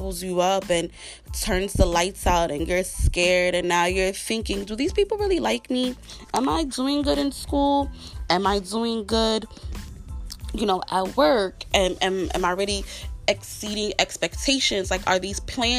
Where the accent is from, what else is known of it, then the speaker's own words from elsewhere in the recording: New York City, New York, United States; I'm a black chick growing up in Brooklyn.